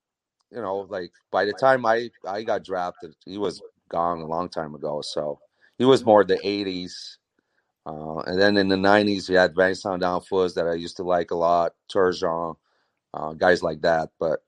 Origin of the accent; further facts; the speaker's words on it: Montreal, Quebec, Canada; Saint-Laurent and Mont-Royal, around that corner.